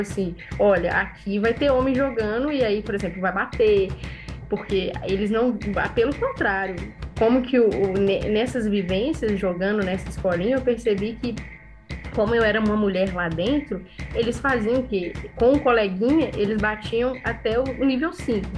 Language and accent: Portuguese; Minas Gerais, Brazil; porque eu sou mineira e amo queijo